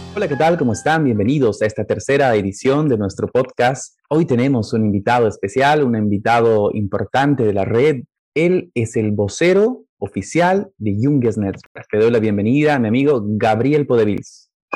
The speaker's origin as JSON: {"language": "Spanish", "country": "Bolivia", "said": "soy de Bolivia"}